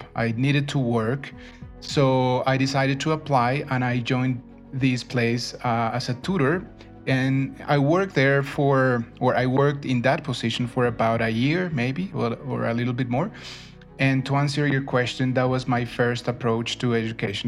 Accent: Bogota, Colombia; also born or lived in Neiva, Colombia; my family moved to Bogota when I was very little. I understand I was one year old. So I've been in Bogota for most, most part of my life, but I was born in Neiva

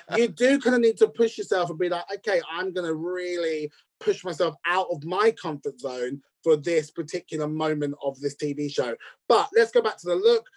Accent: United States; as an American

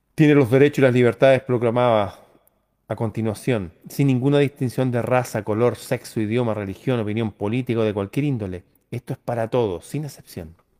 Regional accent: Chile

